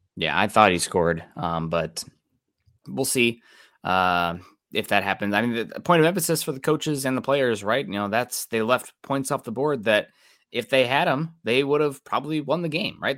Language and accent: English; Midwest, United States; I'm from the Midwest